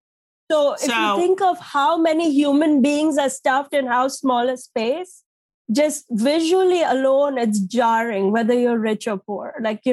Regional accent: India; also born or lived in New Jersey / Connecticut; now in United States; We're Indian.

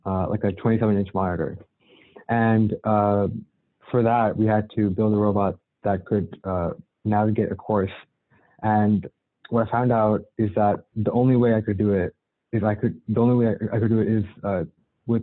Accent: Cupertino, California, United States; I'm from the Bay Area, specifically Cupertino

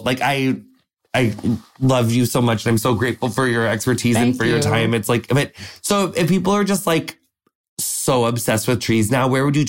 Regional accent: Quincy, Illinois, United States; also born or lived in Minneapolis, Minnesota; now in Texas, United States; I am from Quincy, Illinois, and I went to school in Minneapolis, Minnesota.

